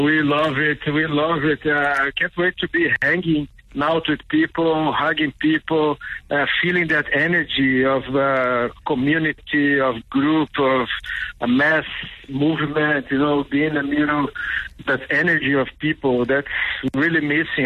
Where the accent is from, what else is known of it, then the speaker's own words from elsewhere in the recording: Cachoeiro de Itapemirim, Espírito Santo, Brazil; also born or lived in United States / Mozambique / South Africa; now in Berlin, Germany; I grew up in Brazil, in southeast of Brazil. Uh, Espírito Santo is the province, is near Rio de Janeiro.